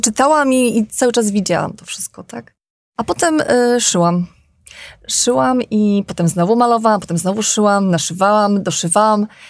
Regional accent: Mokre, Podlaskie Voivodeship, Poland; ta moja rodzinna wieś e, Mokre, 10 e, kilometrów od Bieska Podlaskiego.

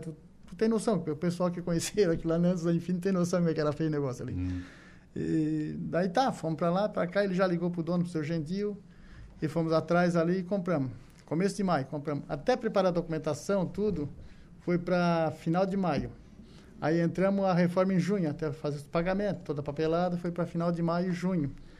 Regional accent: Rio dos Anjos, Santa Catarina, Brazil; eu me criei na lavoura, nasci no Rio dos Anjos

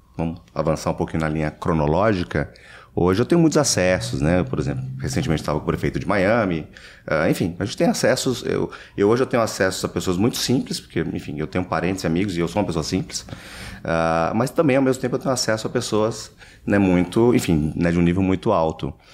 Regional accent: São Paulo, Brazil; moved away as an adult; now in United States; Eu nasci em São Paulo, é capital

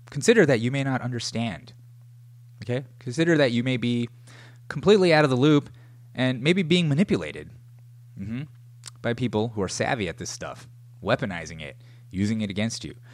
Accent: United States; as an American

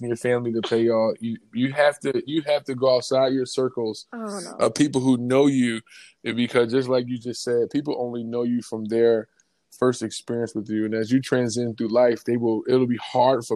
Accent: Philadelphia, Pennsylvania, United States; I grew up in Philly

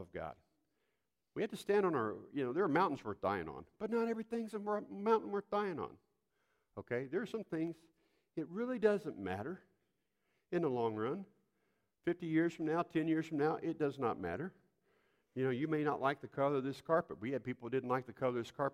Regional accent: Poplar Bluff, Missouri, United States; growing up in the South

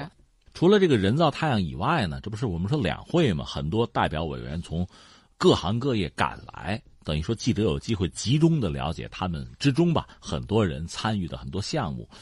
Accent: China; 我们中国人

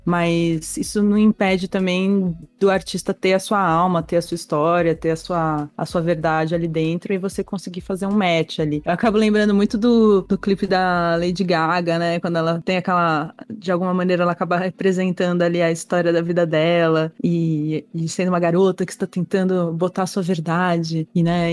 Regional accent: Brazil; onde a gente anda como brasileiro

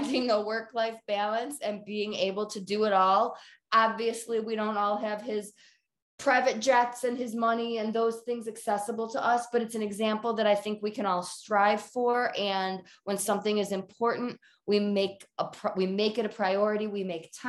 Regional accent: Detroit, Michigan, United States; now in Colorado, United States; I'm from Detroit, born and bred Lions fan

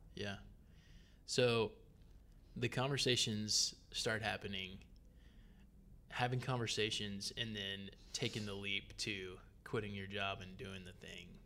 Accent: Gwinnett County, Georgia, United States; I grew up in Gwinnett County

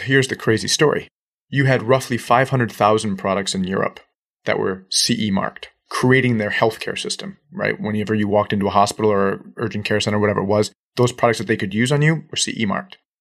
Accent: Northeast, United States; now in South Florida, United States; we're both Northeasterners. Transplants down to South Florida

